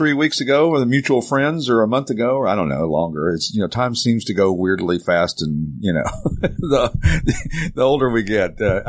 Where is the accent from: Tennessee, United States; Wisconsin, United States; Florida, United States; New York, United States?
Tennessee, United States; East; I grew up in East Tennessee, and we didn't have any road racing courses